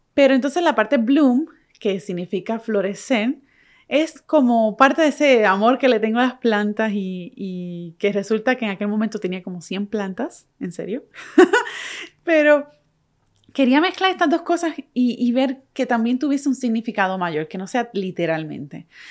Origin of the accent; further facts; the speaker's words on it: Puerto Rico; moved away as an adult; now in United States; Puerto Rico, que, soy que es de donde soy. Soy boricua.